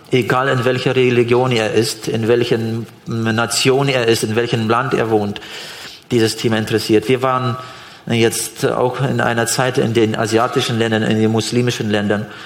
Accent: Switzerland; Gibt's eigentlich. bei uns in der Schweiz nicht, glaube

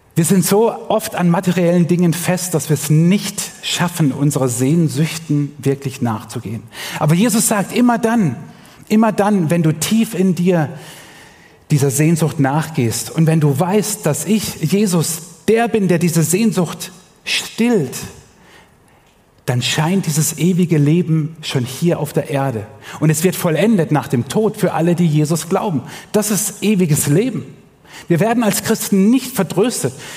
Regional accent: Germany; Bei uns in Deutschland

